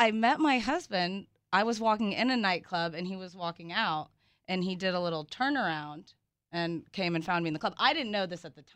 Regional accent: the South, United States; I'm from the South

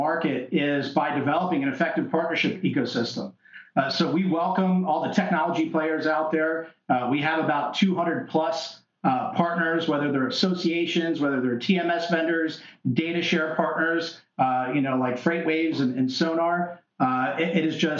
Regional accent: Tampa, Florida, United States; I'm from Tampa Bay

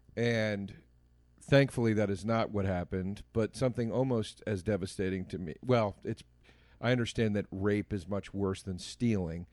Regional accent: Montgomery County, Pennsylvania, United States; Montgomery County, where I grew up, the courthou-, my hometown courthouse

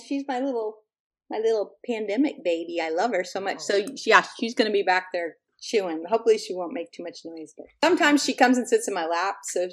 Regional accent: Houston, Texas, United States; when I was a kid growing up in Houston

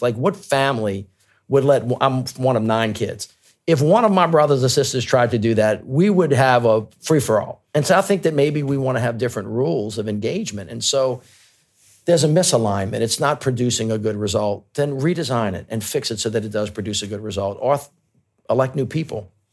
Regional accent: United States; as an American.

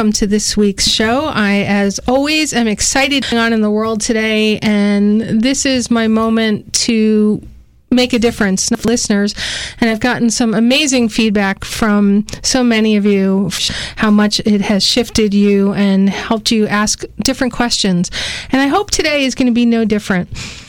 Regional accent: New York City, New York, United States; also born or lived in Yonkers, New York; I grew up in the Bronx, New York, and Yonkers, New York

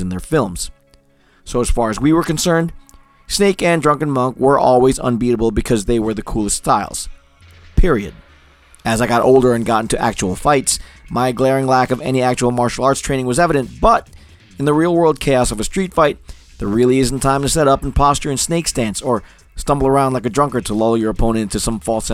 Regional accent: Newark, New Jersey, United States; I was growing up in Newark, New Jersey

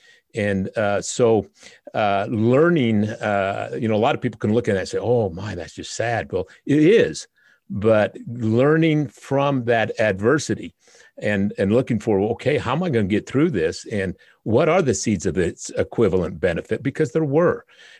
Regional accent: Utah, United States; I was raised in the Utah foster care system from 1 to 14. I'm the son of a migrant worker from Oaxaca, Mexico, who came here to pick fruit in Spanish Fork, Utah. My mother was a white Mormon 16-year-old

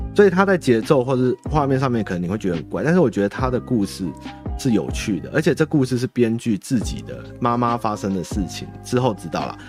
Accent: Taiwan; 我们台湾人觉得没什么

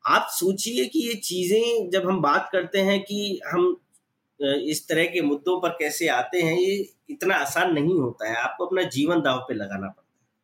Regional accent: village near Alwar, Rajasthan, India; हम भी गांव में ही पले बड़े वहीं उन्हीं के साथ रहते थे

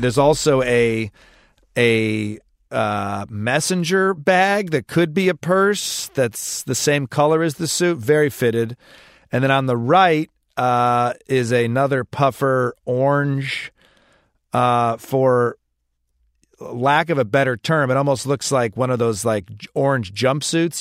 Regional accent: Southeast Michigan, United States; moved away; I'm from Southeast Michigan. You drive American, where I came from

